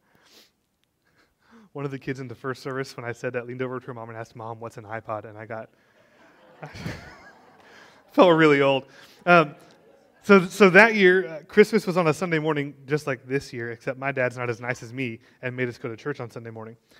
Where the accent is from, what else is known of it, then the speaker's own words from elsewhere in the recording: Texas, United States; I know you're all proud to be a Texan. I am too. I was born and raised